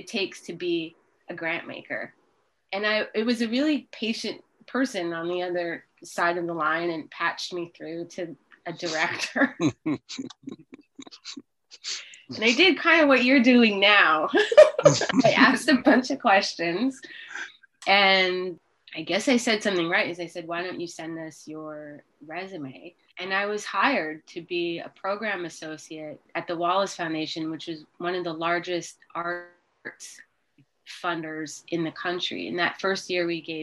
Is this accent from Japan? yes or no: no; Montreal, Quebec, Canada; Growing up, I grew up in Montreal, Canada